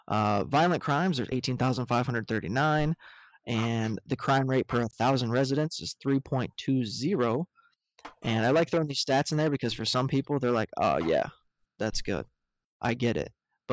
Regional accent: Wisconsin, United States; Like, I'm from Wisconsin. Welcome to Wisconsin. Milwaukee comes alive in the summertime.

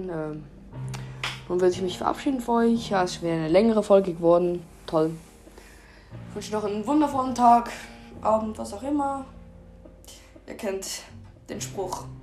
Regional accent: Switzerland; Ich bin Schweizer. Falls ihr es noch nicht gemerkt habt.

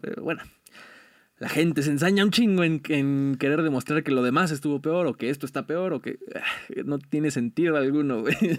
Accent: Mexico; como mexicanos somos muy, muy unidos

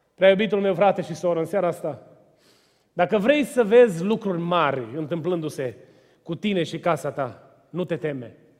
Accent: Romania; Eu am crescut lângă Dunăre și am notat ca o broscuță de mic

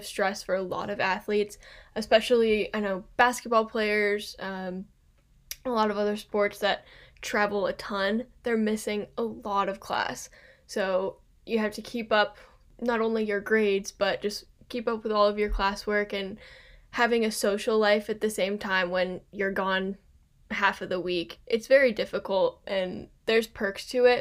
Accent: Kentucky, United States; I'm from Kentucky and we have a ton of courses here.

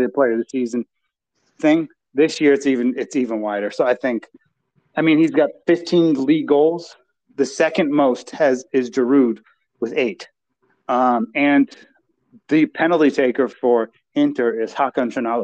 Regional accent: Romania; I'm proud to be Romanian

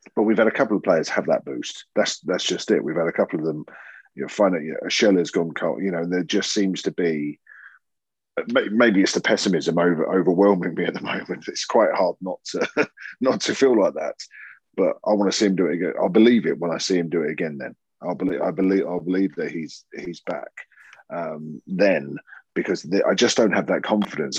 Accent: United Kingdom; accent: southern; now in Yorkshire, United Kingdom; my southern accent, uh, uh, you know, I, I, hold on to it strong in Yorkshire

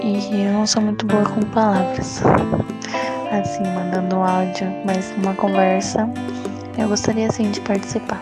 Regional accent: Santos, São Paulo, Brazil; eu sou do litoral de São Paulo, sou de Santos

